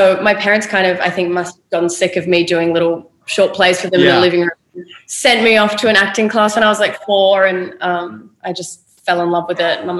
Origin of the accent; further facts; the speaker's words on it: Sydney, New South Wales, Australia; So I was born in Sydney, Australia. Okay. And I went to a few different schools around Sydney. And then when I was 14, my parents shipped me off to the country. No, we all moved to the country together to a town called Darwin.